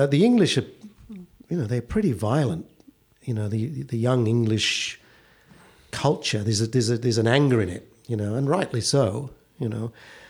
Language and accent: English; Perth, Western Australia, Australia; Well, no, because what would happen traditionally in Perth is, as soon as you were old enough as a teenager and you'd saved enough money, you'd go back to Tintagel.